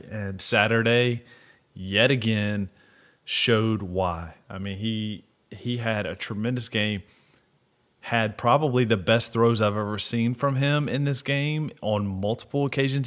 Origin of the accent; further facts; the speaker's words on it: Memphis, Tennessee, United States; I'm from Memphis